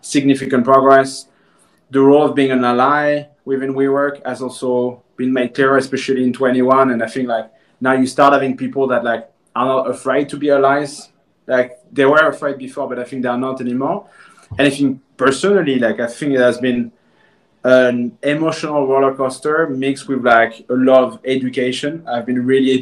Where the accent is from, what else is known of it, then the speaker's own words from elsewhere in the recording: France; moved away; born and raised in France